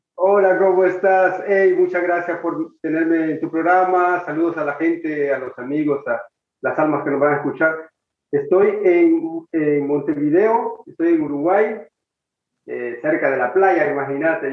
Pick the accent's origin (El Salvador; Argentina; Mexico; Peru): El Salvador; moved away; un vuelo de regreso para El Salvador